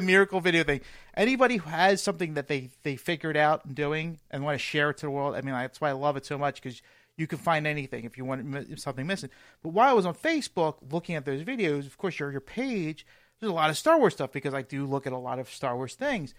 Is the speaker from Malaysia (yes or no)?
no; Philadelphia, Pennsylvania, United States; I'm from Philly